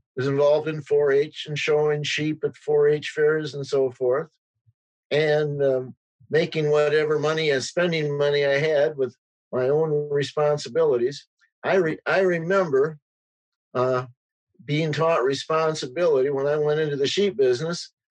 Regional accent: Edgerton, Wisconsin, United States; being born and growing up in Edgerton

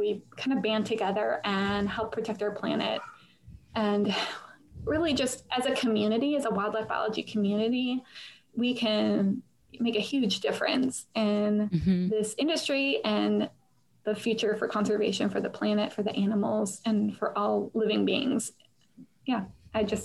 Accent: Buffalo, New York, United States; moved away; also born or lived in Northern Virginia; I am from Buffalo, New York.

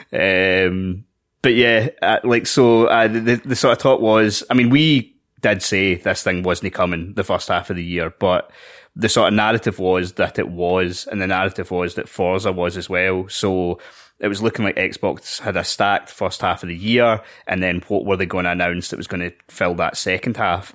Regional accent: Scotland, United Kingdom; we're Scottish.

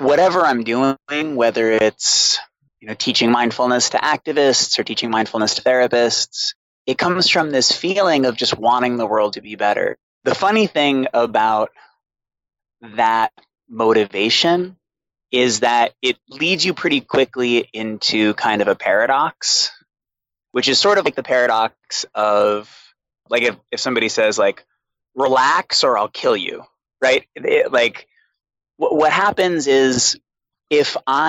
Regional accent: Boston, Massachusetts, United States; born or raised there; also born or lived in Alstead, New Hampshire

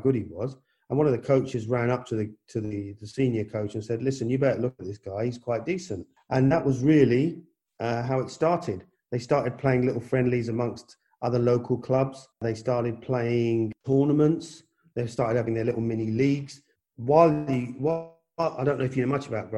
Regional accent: London, United Kingdom; born or raised there; also born or lived in India / Punjab

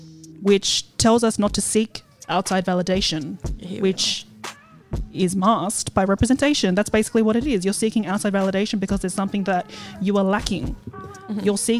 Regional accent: Sydney, New South Wales, Australia; I'm a daughter of immigrants. I'm a woman of colour. I'm a Polynesian. I grew up in the Western suburbs. I wasn't born into wealth. I was born in the middle lower class.

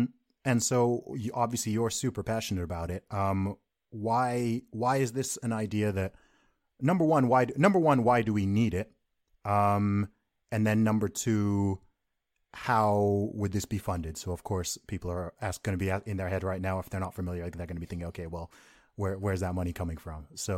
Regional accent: Saudi Arabia; I know, and I grew up in Saudi Arabia. So living in the Middle East, of course, right there.

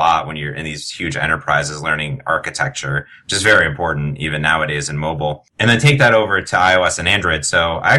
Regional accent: Cleveland, Ohio, United States; moved away as an adult; also born or lived in Arizona; I grew up in Cleveland, went down to Arizona for school

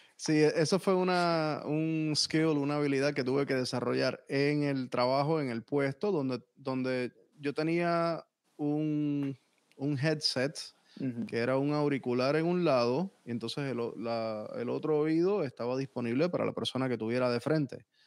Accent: San Juan, Puerto Rico; moved away as an adult; also born or lived in North Miami, Florida, United States; now in Miami, United States; yo nací técnicamente en Miami, en North Miami, pero me crié en Puerto Rico.

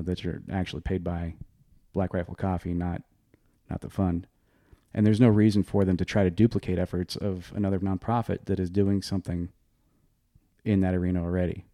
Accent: Oregon, United States; I'm from Oregon.

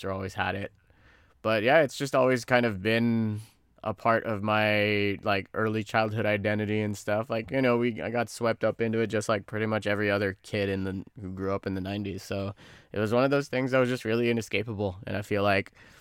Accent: Philippines; growing up in the Philippines

